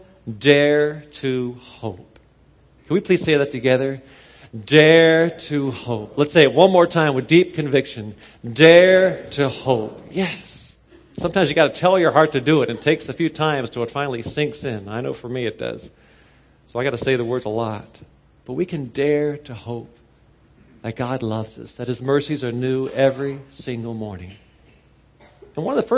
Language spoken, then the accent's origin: English; Cincinnati, Ohio, United States; I grew up in Cincinnati, not too far from here.